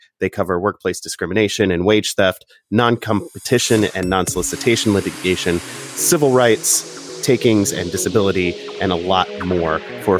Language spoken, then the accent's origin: English; Evansville, Indiana, United States; I'm from Evansville, Indiana, in the southwestern corner of the state